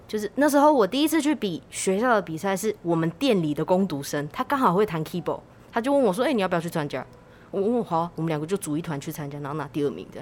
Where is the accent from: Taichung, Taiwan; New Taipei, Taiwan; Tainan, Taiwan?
New Taipei, Taiwan; Tamsui; 虽然说我在淡水长大，可是我觉得我内心还是一个南南部部人的魂魂